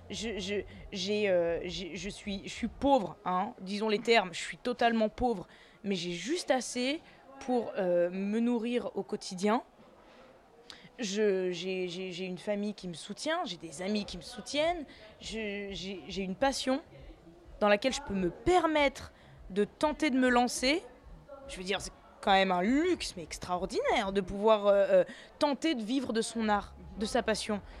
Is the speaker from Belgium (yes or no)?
no; Tunis, Tunis Governorate, Tunisia; born there; mais moi, je suis née à Tunis.